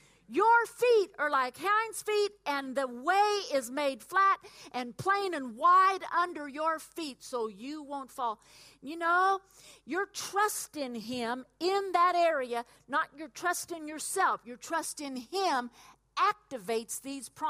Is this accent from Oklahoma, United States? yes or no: yes; Oklahoma, United States; moved away; where I grew up in Oklahoma